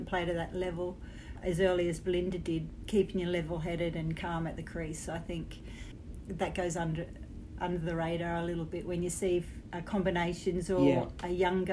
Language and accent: English; Australia; being an Australian playing men's cricket and boys cricket all my life